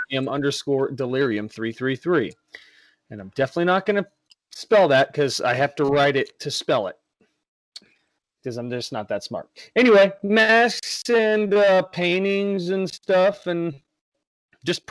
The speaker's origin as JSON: {"language": "English", "region": "Texas", "country": "United States", "said": "I'm from Texas"}